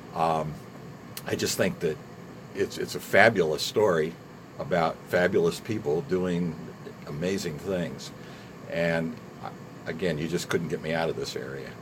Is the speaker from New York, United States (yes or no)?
no; Bloomington, Indiana, United States; also born or lived in California; And then we moved to Indiana, it was age six.